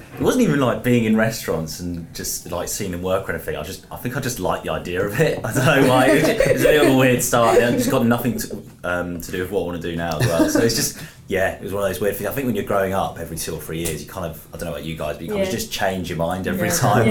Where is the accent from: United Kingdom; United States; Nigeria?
United Kingdom; Brighton, South East England; moved away as an adult; now in Sheffield, United Kingdom; I'm from Brighton originally, down south. So moving to up north to Sheffield